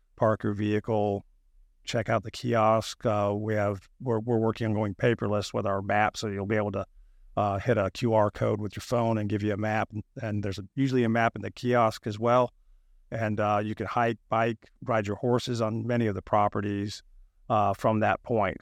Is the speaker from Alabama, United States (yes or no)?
yes; North Alabama, United States; moved away as an adult; also born or lived in Auburn, Alabama; now in Florida, United States; I grew up in North Alabama, hunting and fishing and catching snakes and critters